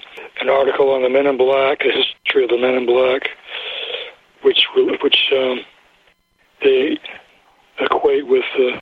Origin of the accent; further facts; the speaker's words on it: North Carolina, United States; accent: North Carolina; my North Carolina accent